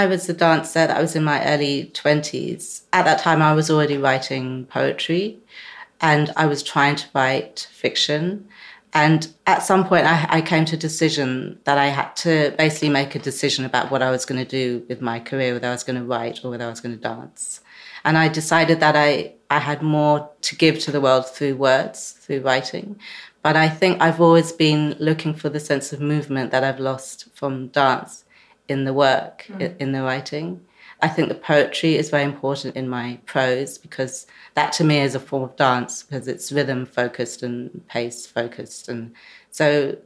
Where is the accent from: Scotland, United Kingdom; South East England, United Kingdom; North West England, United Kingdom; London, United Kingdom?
London, United Kingdom; as a Londoner, as a writer